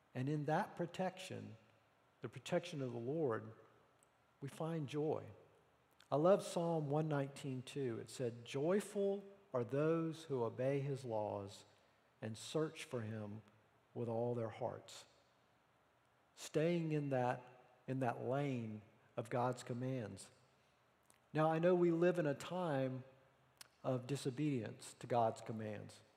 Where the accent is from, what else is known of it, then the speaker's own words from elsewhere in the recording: the Bible Belt, United States; I grew up in the Bible Belt